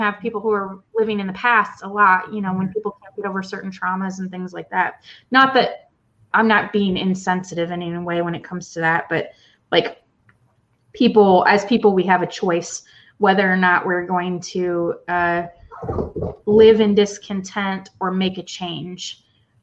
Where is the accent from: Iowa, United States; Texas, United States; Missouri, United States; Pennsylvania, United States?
Iowa, United States; I was from Iowa